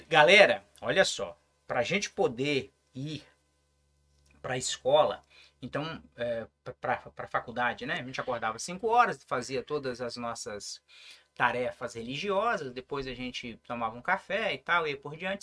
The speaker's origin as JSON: {"language": "Portuguese", "town": "São Mateus", "region": "Espírito Santo", "country": "Brazil", "tie": "born or raised there", "also_born_or_lived": "Curitiba", "said": "eu sou aqui do interior de São Mateus, né? Uhum. nasci no Córrego do Macaco"}